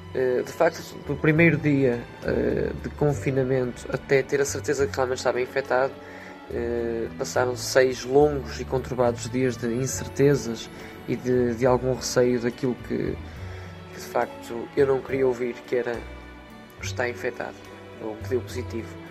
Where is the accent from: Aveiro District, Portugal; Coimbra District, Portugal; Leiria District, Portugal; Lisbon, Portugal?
Aveiro District, Portugal; Esmoriz; sou de Esmoriz, no Conselho de Ovar